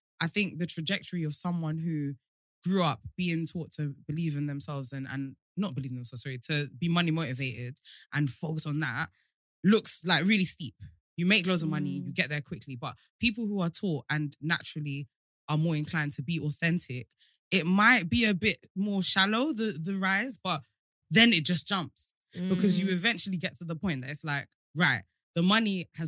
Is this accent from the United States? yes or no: no; Nigeria; I'm Nigerian